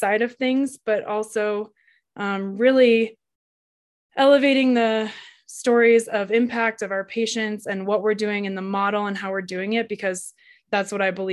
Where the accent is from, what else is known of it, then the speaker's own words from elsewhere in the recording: Colorado, United States; I was born and raised in Colorado, and I live here now in a little ski town, Winter Park